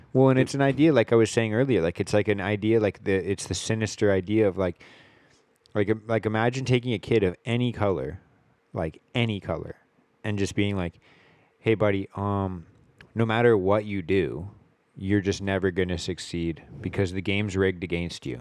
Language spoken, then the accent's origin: English; Richmond, British Columbia, Canada; I grew up here in Richmond